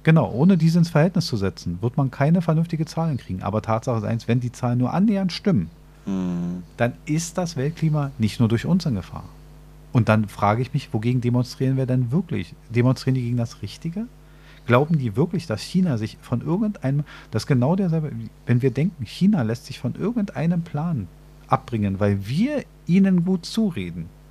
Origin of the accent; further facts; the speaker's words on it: Berlin, Germany; als Berliner wissen wir das sehr genau